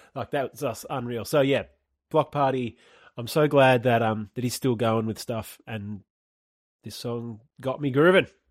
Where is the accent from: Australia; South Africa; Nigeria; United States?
Australia; accent: Australian; my Australian accent